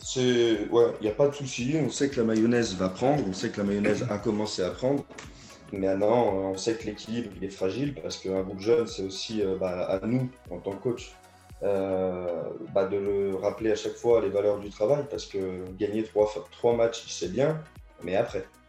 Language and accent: French; Auvergne-Rhône-Alpes, France; moved away as an adult; also born or lived in Caluire-et-Cuire / Neuville-sur-Saône / Rodez; Je suis du Rhône au départ